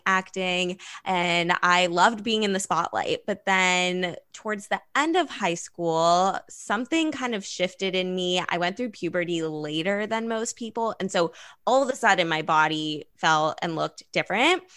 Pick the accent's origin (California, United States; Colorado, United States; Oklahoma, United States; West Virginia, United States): California, United States; Los Angeles; growing up in Los Angeles